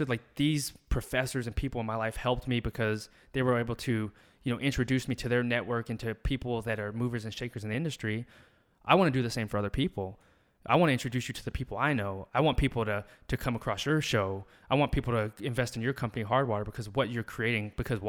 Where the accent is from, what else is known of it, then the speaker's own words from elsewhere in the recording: the South, United States; Both our parents are military. Both of our moms are nurses. And it's just like, we came from the South